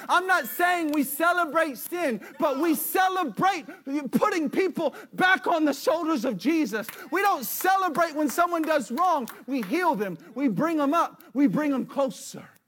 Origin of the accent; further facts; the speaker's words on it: United States; I'm as American as you can get